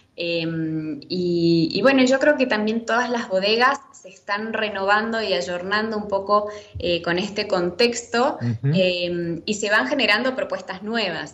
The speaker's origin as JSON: {"language": "Spanish", "country": "Argentina", "said": "como argentinos tenemos esa impronta"}